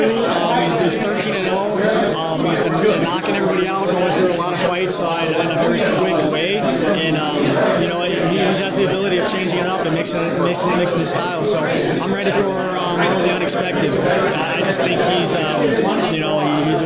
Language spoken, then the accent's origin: English; Florida, United States; now in Crystal Lake, United States; I grew up down in Florida